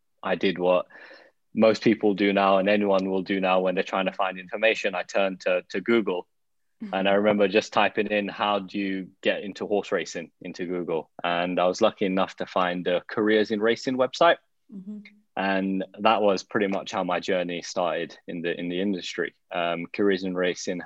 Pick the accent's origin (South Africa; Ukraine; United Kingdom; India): United Kingdom; London; I grew up in Edmonton in North London